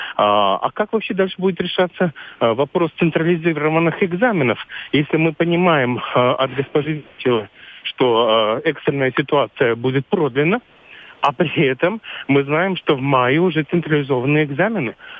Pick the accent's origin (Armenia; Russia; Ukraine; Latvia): Latvia; Я сам латыш